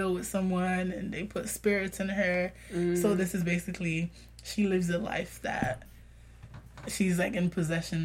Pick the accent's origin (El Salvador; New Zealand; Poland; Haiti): Haiti; moved away; also born or lived in Florida; growing up in Haiti